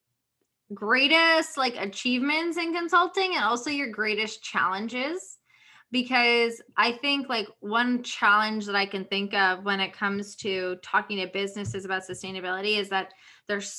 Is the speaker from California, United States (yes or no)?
no; Connecticut, United States; I grew up in Connecticut